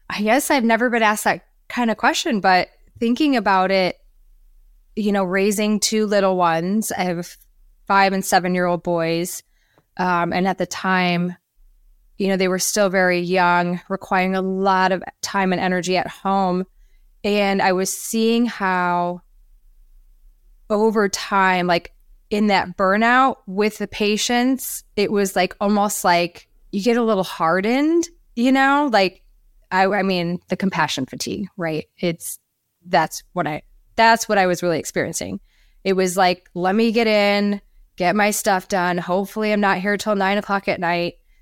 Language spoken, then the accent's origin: English; Minnesota, United States; moved away as an adult; now in Florida, United States; I'm from Minnesota originally, came to Florida.